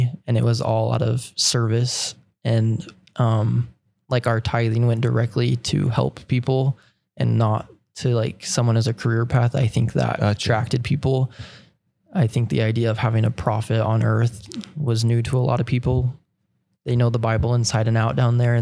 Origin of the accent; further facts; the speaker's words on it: Utah, United States; growing up in Utah, you go to church every Fast Sunday